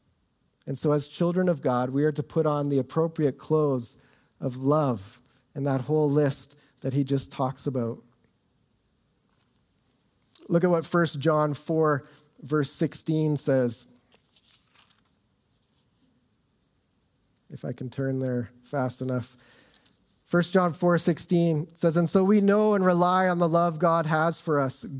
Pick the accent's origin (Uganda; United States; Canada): Canada; Southern Ontario; moved away as an adult; also born or lived in Ottawa; now in Calgary, Canada; I grew up in Southern Ontario